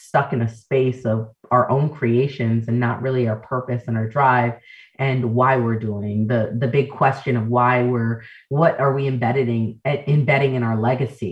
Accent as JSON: {"language": "English", "town": "New York City", "region": "New York", "country": "United States", "tie": "born or raised there", "also_born_or_lived": "Jamaica (ancestry)", "said": "we're first generation Americans, as Jamaican, born in the Bronx."}